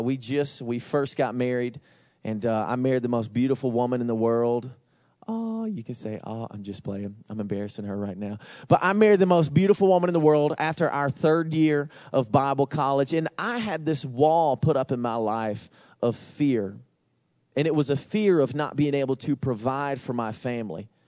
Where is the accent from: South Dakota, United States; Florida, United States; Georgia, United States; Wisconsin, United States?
Georgia, United States; I'm from Georgia